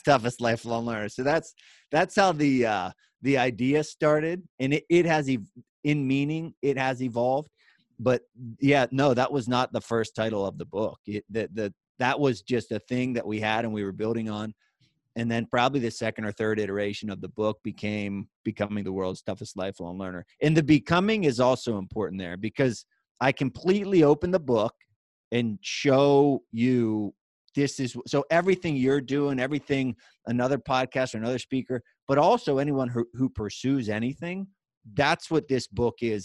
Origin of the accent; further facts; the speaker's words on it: western Pennsylvania, United States; moved away as an adult; now in Hershey, United States; Originally born a little bit west in Pennsylvania